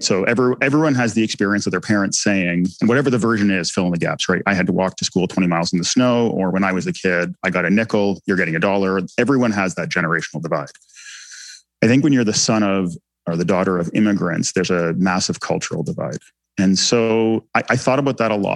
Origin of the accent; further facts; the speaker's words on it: Canada; first language English; English was my first language. You know, I was embedded in Canadian society